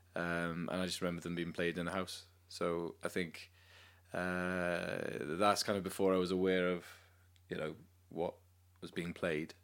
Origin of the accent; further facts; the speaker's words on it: Cardiff, Wales, United Kingdom; also born or lived in London; grew up in Cardiff, went to uni in London